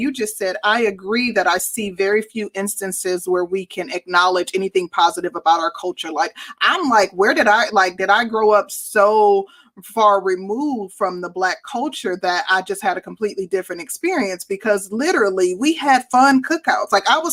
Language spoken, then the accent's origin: English; Midwest, United States; I'm from the Midwest